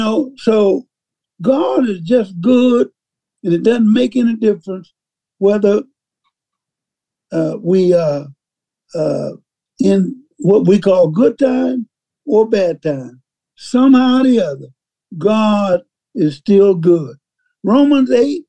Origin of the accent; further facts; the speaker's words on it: Mississippi, United States; So being that I grew up in Mississippi